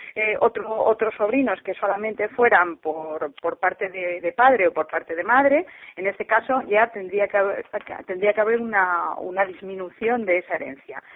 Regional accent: Madrid, Community of Madrid, Spain; yo soy madrileña

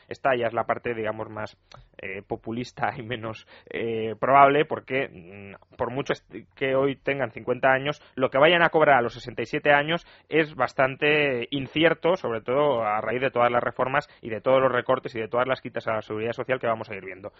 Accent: Spain

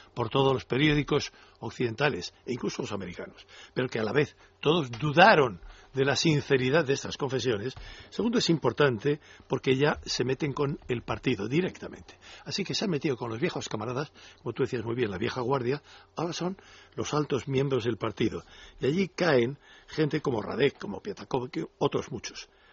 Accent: Spain

